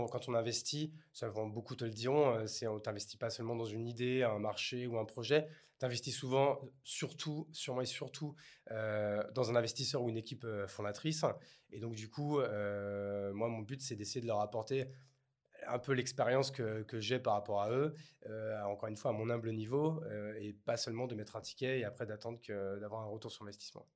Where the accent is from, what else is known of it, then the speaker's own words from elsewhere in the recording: Bordeaux, Nouvelle-Aquitaine, France; Je suis bordelais